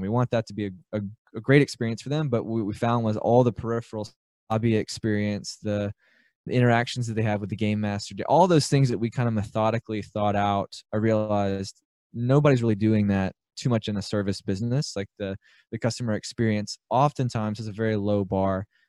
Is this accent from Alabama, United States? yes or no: yes; Birmingham, Alabama, United States; I grew up in Birmingham, Alabama. I still live here.